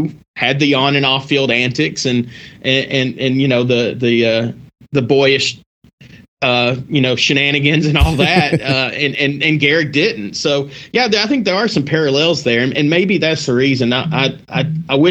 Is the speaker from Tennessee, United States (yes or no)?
yes; Chattanooga, Tennessee, United States; my hometown at Ingle Stadium in Chattanooga